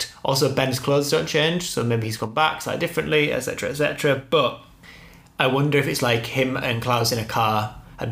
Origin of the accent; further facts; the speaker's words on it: United Kingdom; We're just British